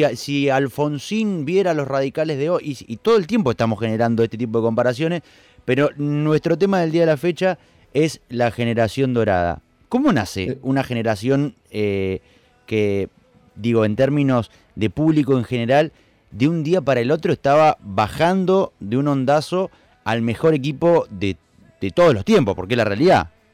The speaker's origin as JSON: {"language": "Spanish", "country": "Argentina", "said": "un jugo multifrutal que somos los argentinos"}